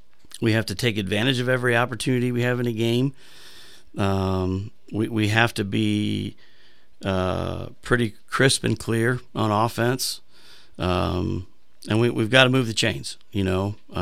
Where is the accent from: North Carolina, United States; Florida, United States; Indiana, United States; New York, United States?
Indiana, United States; Mishawaka; as a kid growing up in Mishawaka, Indiana, or as a Navy brat with a man that was in the Navy, and we moved around like I did as a kid.